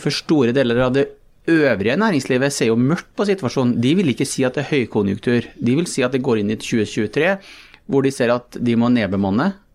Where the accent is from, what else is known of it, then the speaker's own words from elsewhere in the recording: Malm, Trøndelag, Norway; jeg vokste opp eh, i Malm